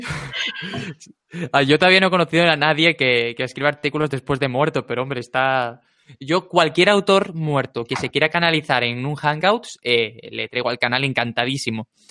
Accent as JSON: {"language": "Spanish", "town": "Alicante", "region": "Valencian Community", "country": "Spain", "tie": "born or raised there", "also_born_or_lived": "Murcia", "moved": "yes", "lives_now": "Madrid, Spain", "said": "yo como crecí en Alicante"}